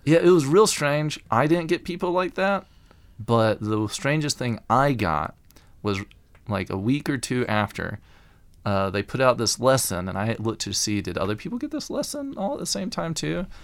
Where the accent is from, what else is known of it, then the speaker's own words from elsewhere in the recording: Alabama, United States; accent: Alabama accent; moved away as an adult; I'm from Alabama. Uh, I don't always sound like it